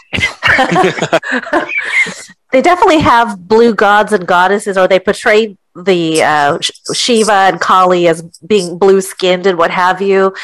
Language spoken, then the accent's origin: English; California, United States; moved away as an adult; also born or lived in Artesia; now in Florida, United States; I'm originally from California, but my husband and I moved to Florida in 2006